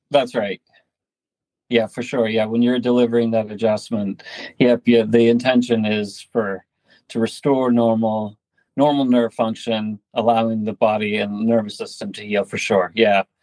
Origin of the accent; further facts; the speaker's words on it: northern Maine, United States; also born or lived in California; I'm actually from Maine